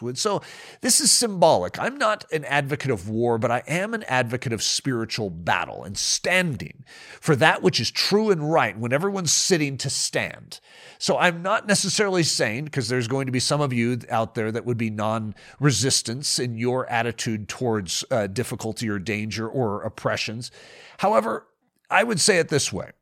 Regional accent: United States; I'm from America

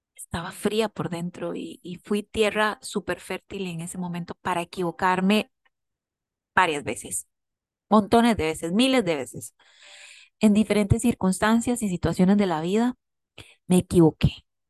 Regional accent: Costa Rica; como buenos ticos

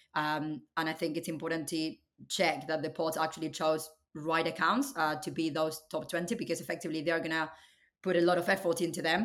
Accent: Buenos Aires, Argentina; moved away as an adult; now in United Kingdom; I was born and raised in Argentina, um, in Buenos Aires.

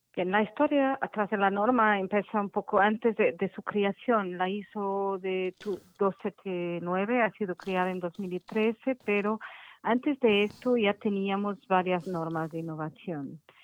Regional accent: Portugal; Spanish is a second language; mi español no es muy bueno porque yo soy portuguesa y mi español es un poco inventado

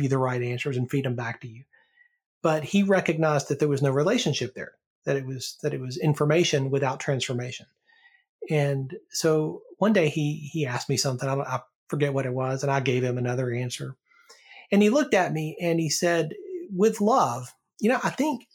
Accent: Alabama, United States; I grew up in Alabama, and church there was part of the culture

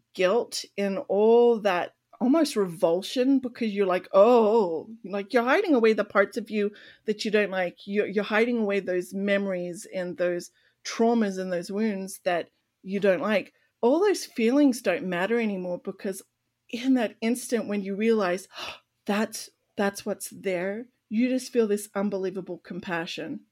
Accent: Australia; growing up in Australia

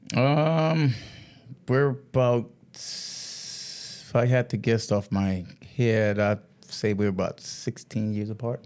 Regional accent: Georgetown, South Carolina, United States; I grew up in, um, a little small, small park, uh, part in Georgetown, South Carolina

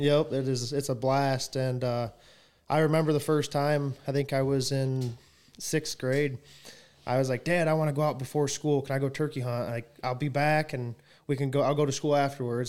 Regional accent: Coldwater, United States; I was born and raised here in Coldwater.

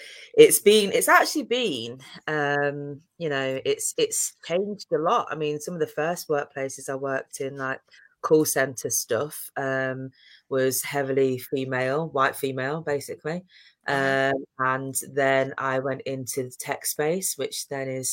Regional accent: Leicester, East Midlands, United Kingdom; now in South Yorkshire, United Kingdom; I'm from Leicester

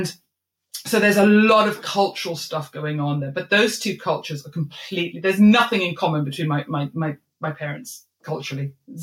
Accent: Malawi; moved away; I grew up in Malawi

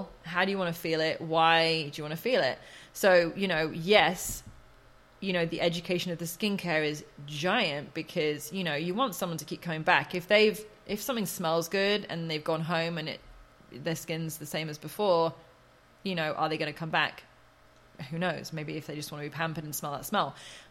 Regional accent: Oxford, South East England, United Kingdom; born or raised there

